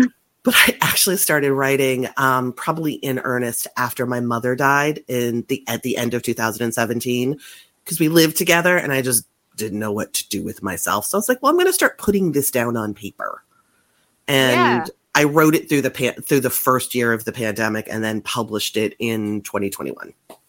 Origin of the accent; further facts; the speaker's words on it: Massachusetts, United States; I am from Massachusetts. I still live in Massachusetts, right outside of Boston.